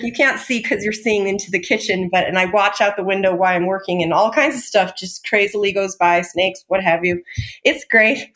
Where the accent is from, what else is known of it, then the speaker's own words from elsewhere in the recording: Tehachapi, California, United States; also born or lived in Covina, California / Utah; I was born in Covina, but I was raised in a little town most people have never heard of called Tehachapi. So that's Southern California